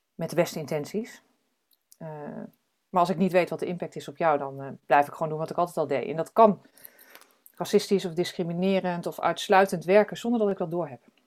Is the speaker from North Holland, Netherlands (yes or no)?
no; Drenthe, Netherlands; moved away; also born or lived in United States / Arnhem / Amsterdam; Ik ben geboren in Drenthe